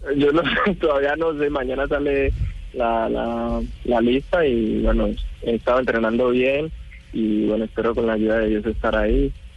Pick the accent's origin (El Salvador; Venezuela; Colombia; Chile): Colombia; moved away as an adult; now in Italy; En el momento que salí de Colombia, ya a los 21